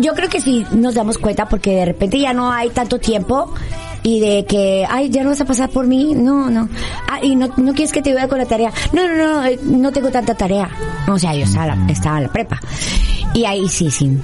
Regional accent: Monterrey, Nuevo León, Mexico; yo soy de Monterrey

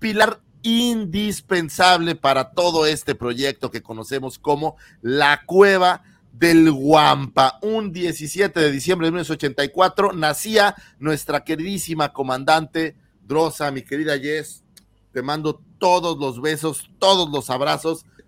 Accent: Mexico City, Mexico; moved away; nuestra queridísima Ciudad de México, para los que somos allá chilangos

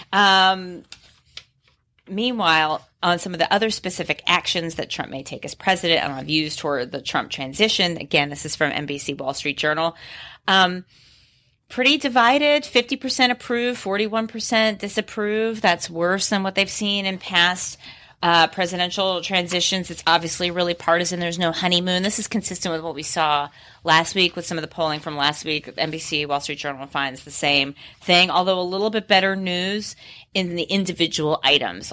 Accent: New York City, New York, United States; I grew up in New York City

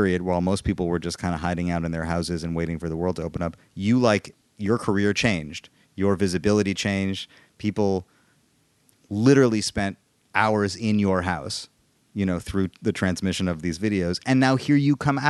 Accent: Midwest, United States; I'm from the Midwest

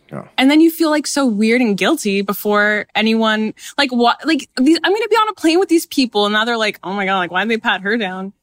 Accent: Canada; I was born in Canada

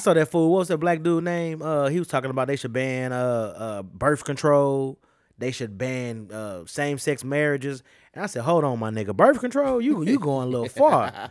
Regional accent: United States; I'm a fucking American

